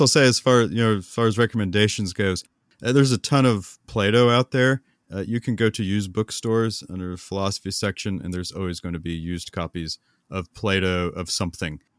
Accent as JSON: {"language": "English", "country": "United States", "said": "we Americans"}